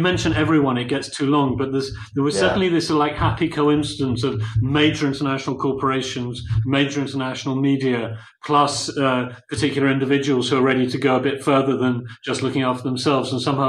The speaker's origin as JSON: {"language": "English", "country": "United Kingdom", "moved": "as an adult", "lives_now": "Poland", "said": "as a British person, I've been in Poland here in February 2014 for more than 24 years."}